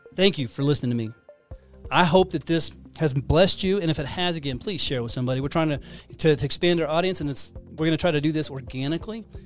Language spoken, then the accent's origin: English; Texas, United States; I'm from Texas